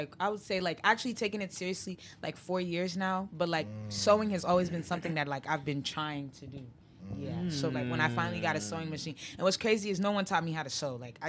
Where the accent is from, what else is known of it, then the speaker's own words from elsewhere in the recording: Columbus, Ohio, United States; moved away as an adult; also born or lived in New Jersey; now in Chicago, United States; I moved from Columbus. It's been a year now. I lived in Columbus. I was born in Jersey, but I lived in Columbus my whole life. I damn near grew up there.